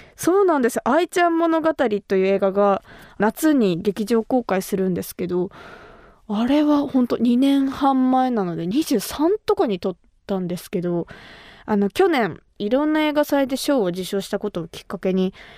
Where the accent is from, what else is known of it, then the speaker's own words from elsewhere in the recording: Kumamoto, Japan; moved away as an adult; now in Tokyo, Japan; 私と同じ熊本出身